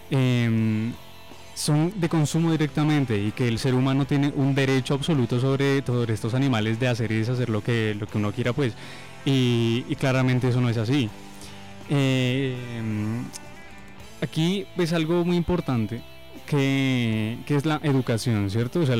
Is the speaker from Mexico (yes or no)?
no; Colombia; also born or lived in Ecuador; he vivido en muchos lugares, nací en el Ecuador, mis papás son colombianos, me trajeron para acá, he vivido en muchos lugares de Colombia y hace unos años estoy viviendo acá en Nariño.